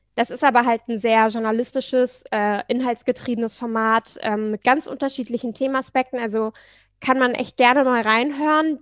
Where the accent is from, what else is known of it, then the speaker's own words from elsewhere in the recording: Hanover, Lower Saxony, Germany; moved away as an adult; also born or lived in Leipzig / Florence; now in Hamburg, Germany; Also ich komme gebürtig aus Hannover, da mhm. fahren alle Fahrrad, meine Eltern fahren auch nur Fahrrad, ich bin mit dem Fahrrad aufgewachsen